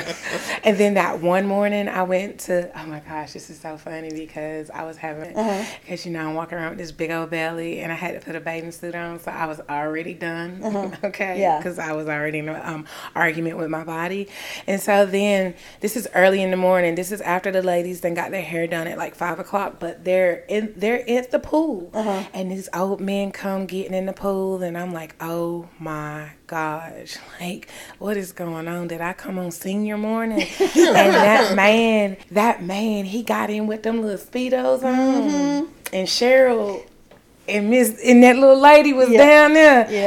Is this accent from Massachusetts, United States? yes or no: no; Stanly County, North Carolina, United States; also born or lived in Washington, D.C.; So was born in D.C., then we moved to North Carolina. So my dad has a lot of family in North Carolina, so I grew up in North Carolina